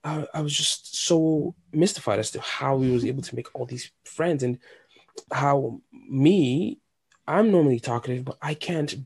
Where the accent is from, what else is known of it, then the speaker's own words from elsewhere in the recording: Nigeria; English is a second language; like I don't have an accent anymore, but it's like, oh my God, like … Oh, you have an accent. Where are you from? And I tell them, and they were intrigued.